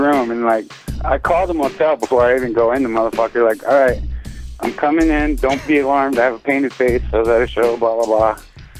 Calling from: Montana, United States; You got … from Montana.

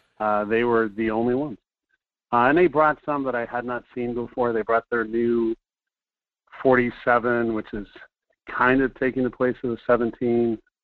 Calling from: Fairbanks, Alaska, United States; from Fairbanks.

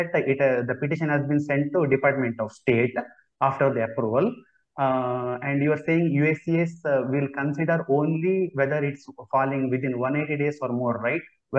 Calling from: India; So I want to know if I can safely change the employer, though I am working from India.

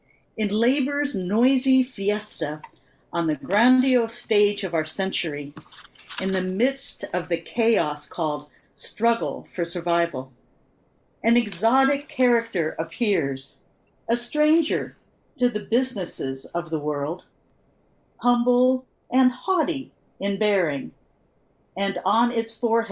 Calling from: Portland, Oregon, United States; I'm in Portland, Oregon right now.

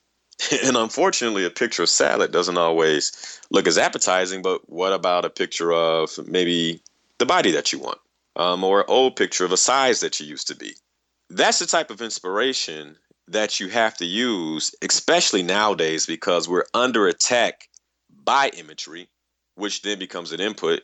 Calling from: Dallas, Texas, United States; I'm calling from Dallas, Texas

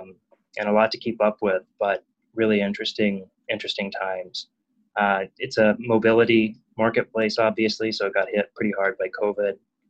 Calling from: Phoenix, Arizona, United States; also born or lived in Austin, Texas; I am calling in from Phoenix, Arizona.

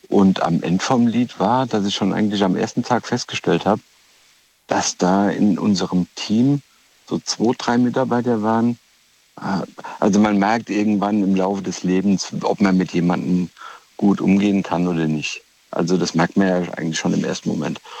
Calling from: Rhineland-Palatinate, Germany; Hallo, ich komme aus Rheinland-Pfalz hier.

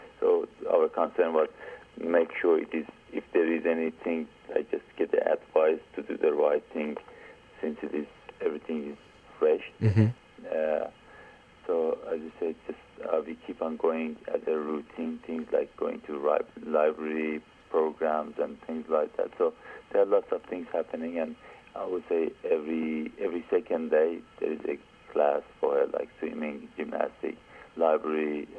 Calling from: Australia; I'm calling from Australia

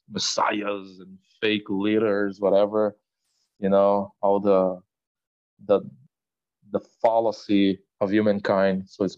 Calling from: Brazil; I play drums for the death metal trio …, and I am talking from Brazil right now.

